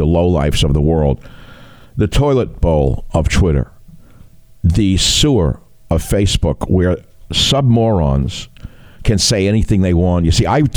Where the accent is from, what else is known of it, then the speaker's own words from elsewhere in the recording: New York City, New York, United States; I grew up in the Bronx